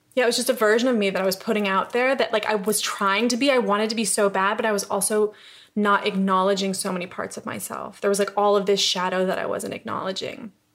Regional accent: upstate New York, United States; moved away as an adult; also born or lived in Los Angeles; now in London, United Kingdom; I'm from New York. I'm from upstate New York

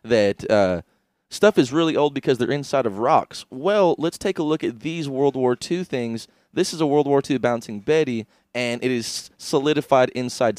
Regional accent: Canada; moved away; I'm Canadian

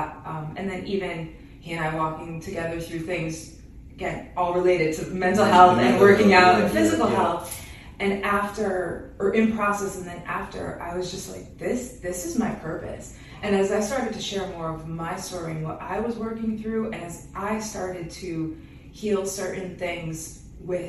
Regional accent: Western Massachusetts, United States; moved away as an adult; now in Boston, United States; we're from Western Mass

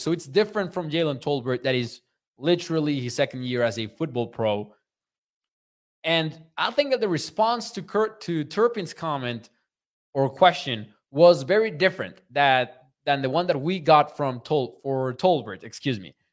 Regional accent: Mexico; I am from Mexico

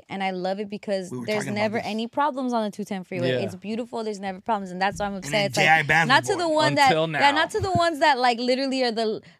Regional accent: San Gabriel Valley, California, United States; I'm from the San Gabriel Valley.

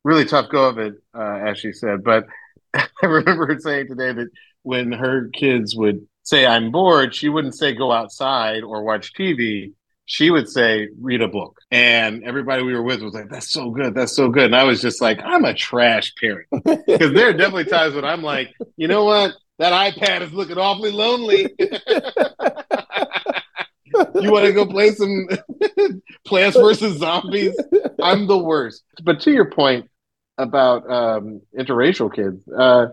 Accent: Atlanta, Georgia, United States; moved away; I grew up in Atlanta, Georgia.

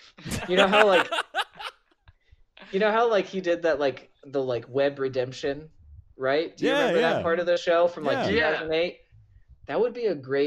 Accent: Columbus, Ohio, United States; I grew up in Columbus

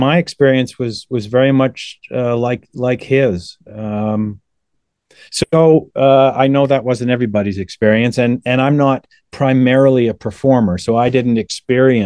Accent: Toronto, Ontario, Canada; born and raised in Toronto

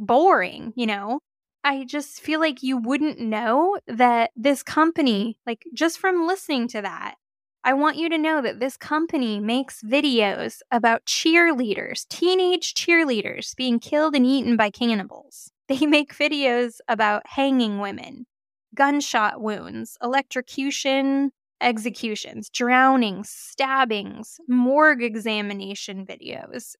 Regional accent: Oregon, United States; I am from Oregon

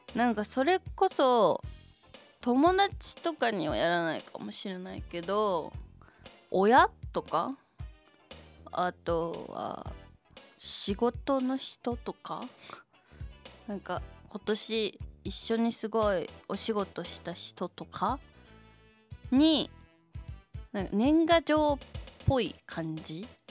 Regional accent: Shizuoka, Japan; 地元静岡

